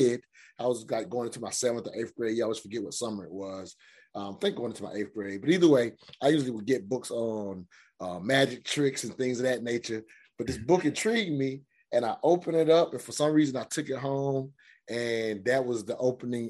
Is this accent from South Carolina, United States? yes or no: yes; South Carolina, United States; I grew up in South Carolina in the South.